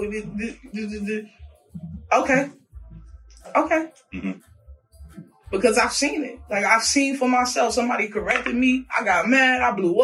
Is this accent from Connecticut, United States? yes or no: no; Louisiana, United States; moved away; also born or lived in Virginia; I'm from Louisiana originally. Moved to VA with my grandmother